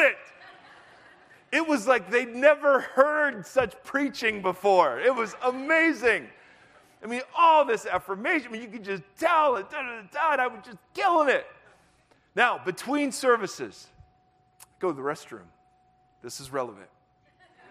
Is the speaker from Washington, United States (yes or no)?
no; Ohio, United States; moved away as an adult; also born or lived in Southern California; I grew up in Ohio, moved out